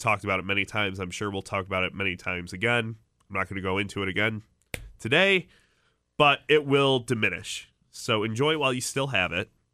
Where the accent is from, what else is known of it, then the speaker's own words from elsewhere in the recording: Chicago, Illinois, United States; moved away; I'm from Chicago